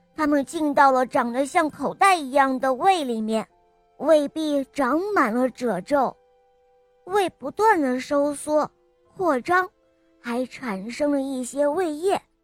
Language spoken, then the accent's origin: Chinese; Beijing, China; 我今年八岁了，我来自北京